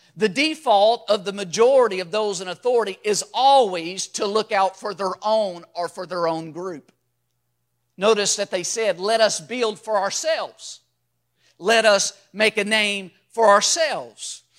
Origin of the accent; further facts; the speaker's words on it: Louisville, Kentucky, United States; I was born and raised in Louisville, Kentucky